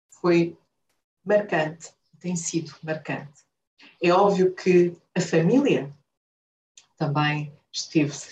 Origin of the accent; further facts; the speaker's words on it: Angola; also born or lived in Portugal; Nasci em Portugal, mas fui criada em Angola. Sou a mais velha de cinco irmãos.